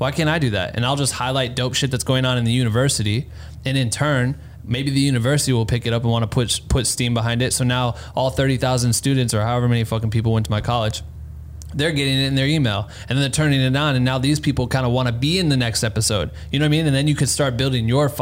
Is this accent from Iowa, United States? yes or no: yes; Cedar Falls, Iowa, United States; moved away; I'm fucking from Cedar Falls, Iowa, where there's not shit going on